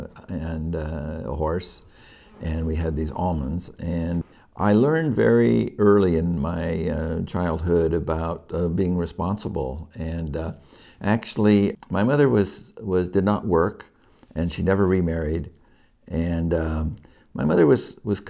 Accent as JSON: {"language": "English", "town": "Yuba City", "region": "California", "country": "United States", "tie": "born or raised there", "also_born_or_lived": "Oakland", "said": "I grew up in Yuba City"}